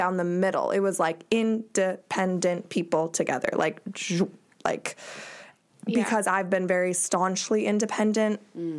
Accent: Ohio, United States; born or raised there

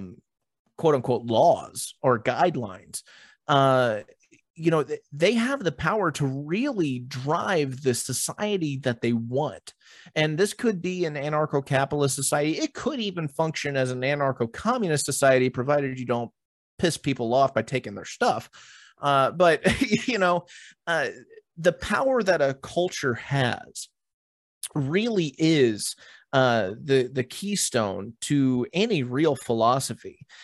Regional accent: Texas, United States; We're Americans. I'm a Texan, whatever the case may be.

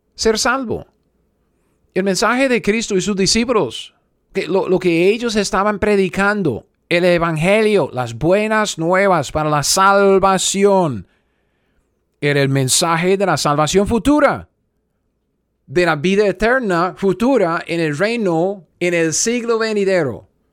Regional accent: United States; Spanish is a second language; yo soy gringo.

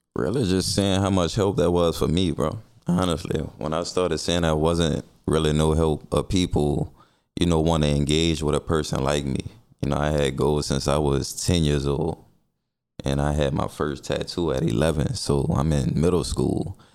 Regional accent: New Orleans, Louisiana, United States; I'm from the Saint Bernard Housing Development

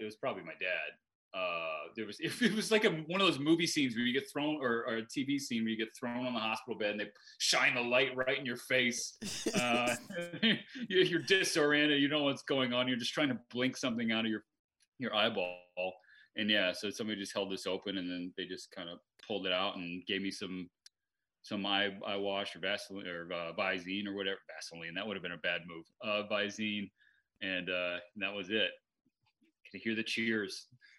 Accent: Eugene, Oregon, United States; I'm this slap from Eugene, Oregon, they're not calling me.

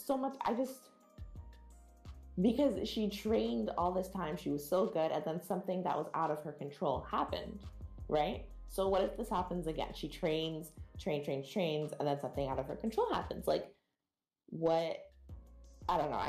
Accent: Jamaica; As a Jamaican

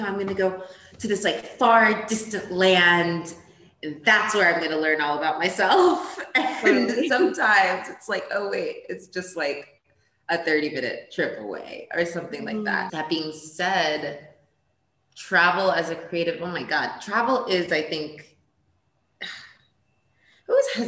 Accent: Ethiopia; also born or lived in Portugal / New York, United States; because I was born in Portugal. I grew up in Ethiopia, a little bit in Portugal. Then I went to New York.

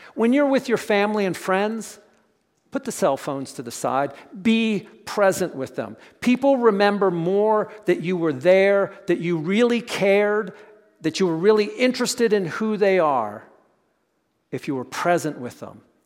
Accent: Pennsylvania, United States; we grew up in Pennsylvania

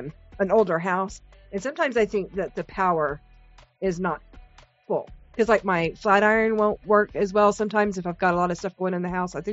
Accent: Midwest, United States; moved away; also born or lived in the South; our summer nights in the Midwest, growing up in the Midwest.

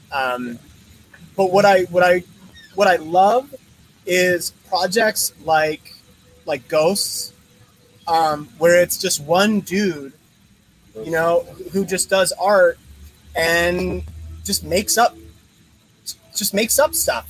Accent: Philadelphia, Pennsylvania, United States; moved away; I'm originally from from Philly

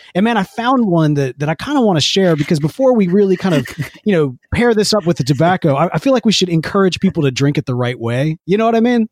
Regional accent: Jackson, Mississippi, United States; Growing up in Jackson, Mississippi

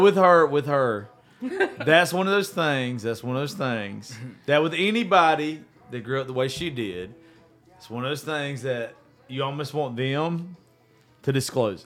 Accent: the South, United States; we're all from the South

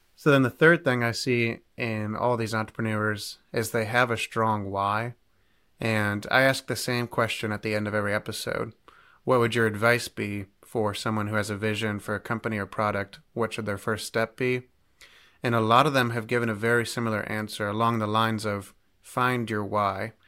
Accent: Cleveland, Ohio, United States; now in Centreville, United States; I'm originally from Cleveland, Ohio

